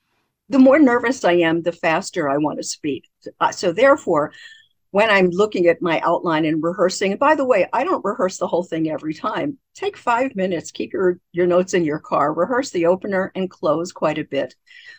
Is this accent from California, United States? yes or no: no; Baltimore, Maryland, United States; Many people, including me, I grew up in Baltimore, Maryland. In Baltimore, Maryland, we never there's no finishing any word. There's no final consonant any word. And I grew up talking like that.